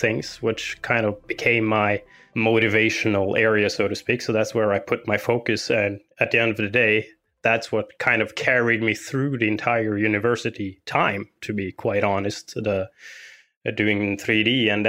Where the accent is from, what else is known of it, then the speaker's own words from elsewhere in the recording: Norway; I am from Norway.